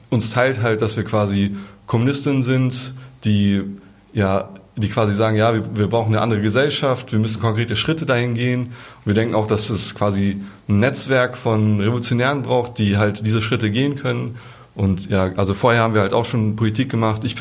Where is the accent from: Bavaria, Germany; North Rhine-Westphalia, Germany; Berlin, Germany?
North Rhine-Westphalia, Germany; Genau, eigentlich kommen wir aus NRW, aber für die Demo sind wir halt äh, hier angereist, genau.